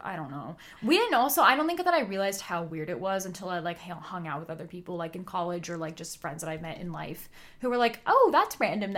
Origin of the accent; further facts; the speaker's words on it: California, United States; We went to an outdoor school. We're from California